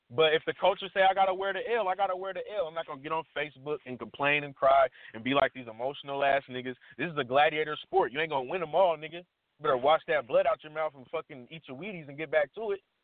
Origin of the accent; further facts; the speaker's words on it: Washington, United States; I'm from Washington